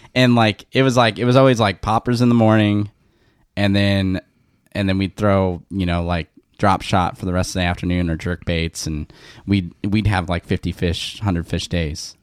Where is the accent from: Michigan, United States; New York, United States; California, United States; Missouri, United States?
California, United States; West Covina; I grew up in West Covina